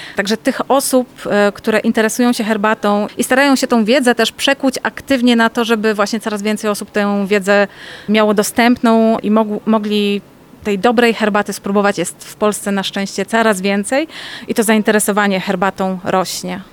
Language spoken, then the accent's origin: Polish; Poznań, Greater Poland, Poland; jestem z Poznania